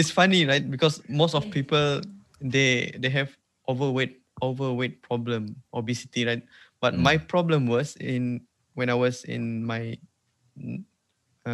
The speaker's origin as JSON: {"language": "English", "region": "Sarawak", "country": "Malaysia", "accent": "Sarawak Malay", "first_language": "Sarawak Malay", "second_language": "English", "said": "English is not even my second language. My second language is Malay. My first language is Sarawak."}